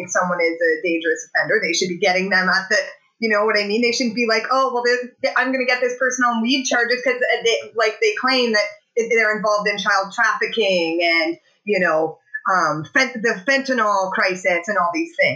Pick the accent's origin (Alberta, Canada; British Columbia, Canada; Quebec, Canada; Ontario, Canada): Alberta, Canada; now in Hamilton, Canada; I'm from Alberta